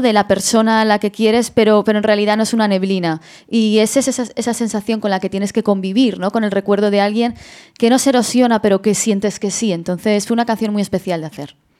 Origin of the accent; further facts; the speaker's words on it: Madrid, Community of Madrid, Spain; yo, yo soy de Madrid